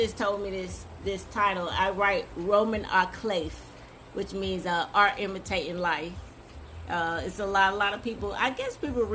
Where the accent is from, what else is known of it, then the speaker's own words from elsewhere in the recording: Orlando, Florida, United States; I was born and raised in Orlando, Florida, which is where I know Baby from home. Grew up in Carver Shores, in the west side of Orlando